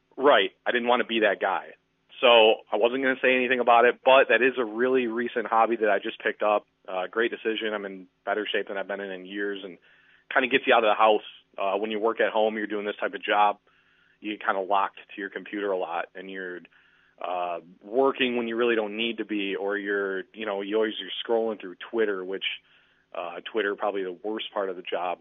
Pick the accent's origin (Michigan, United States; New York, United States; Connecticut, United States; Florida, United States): Michigan, United States; Muskegon; also born or lived in Los Angeles, California; I grew up in Muskegon, Michigan